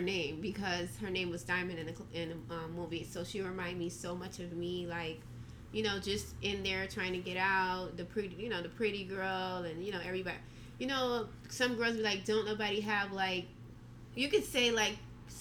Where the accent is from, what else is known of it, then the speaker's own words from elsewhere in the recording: Miami Gardens, Florida, United States; also born or lived in Canada; I came here when I was 9